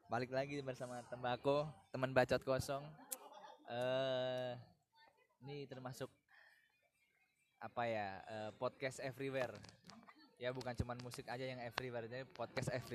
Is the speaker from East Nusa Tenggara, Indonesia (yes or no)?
yes; Larantuka, East Nusa Tenggara, Indonesia; di Jogja saya orang